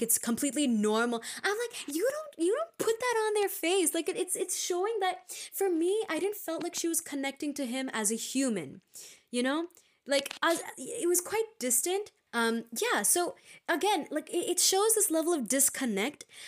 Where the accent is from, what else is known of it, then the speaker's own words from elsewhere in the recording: India; We are Indian postgrads in psychology